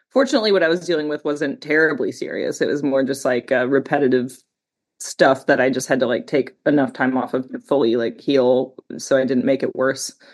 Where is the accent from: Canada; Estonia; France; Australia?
Canada; where do I come from? Like, well, like I'm Canadian.